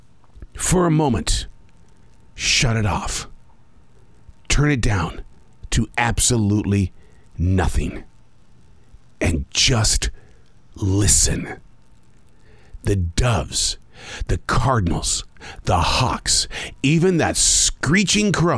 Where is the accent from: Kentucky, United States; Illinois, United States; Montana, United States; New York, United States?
Montana, United States; Billings; I grew up raising pigeons in Billings, Montana